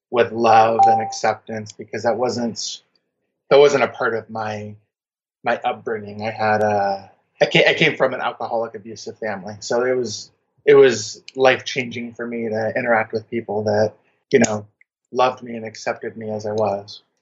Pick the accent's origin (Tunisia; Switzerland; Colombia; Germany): Germany; born there; also born or lived in United States; I'm a military brat. Emphasis on the brat, not the military. um, I was born in Germany, kind of lived all over the U.S.